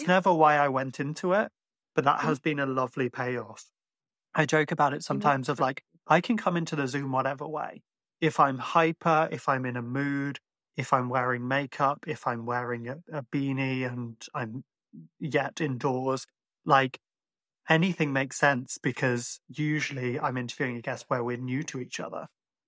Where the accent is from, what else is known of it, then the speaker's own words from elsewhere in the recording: Ireland; living in Ireland and being Irish, but sounding like this sometimes does create questions.